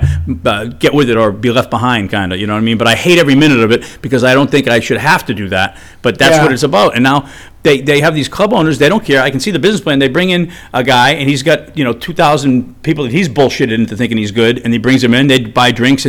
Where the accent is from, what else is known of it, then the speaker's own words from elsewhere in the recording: Arlington, Massachusetts, United States; I was from Arlington, Mass